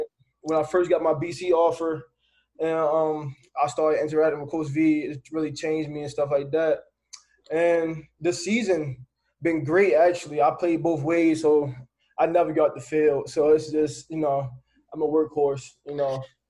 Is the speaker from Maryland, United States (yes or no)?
yes; Baltimore, Maryland, United States; So I'm from Baltimore City. You know, inner city kid, rough neighborhood.